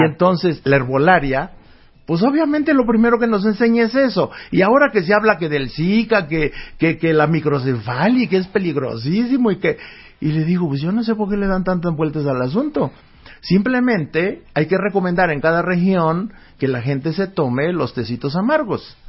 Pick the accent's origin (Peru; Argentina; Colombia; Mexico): Mexico; El Bajío, Guanajuato; en el Bajío, allá donde yo nací, allá por Guanajuato